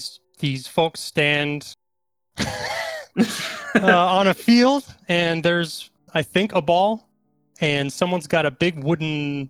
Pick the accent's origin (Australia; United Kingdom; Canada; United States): United States; I'm from the United States.